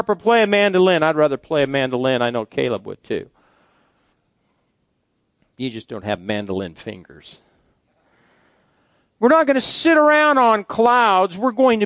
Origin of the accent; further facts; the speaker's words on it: Fairbury, Nebraska, United States; my hometown of Fairbury